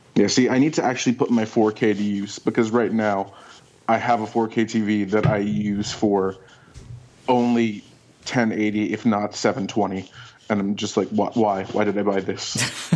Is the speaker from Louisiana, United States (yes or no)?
no; Oakland, California, United States; born or raised there